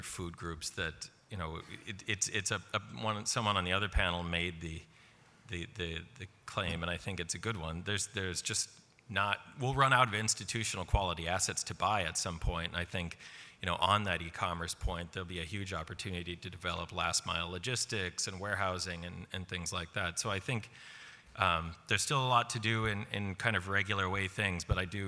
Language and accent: English; United States; now in London, United Kingdom; Being from or living in London and being an American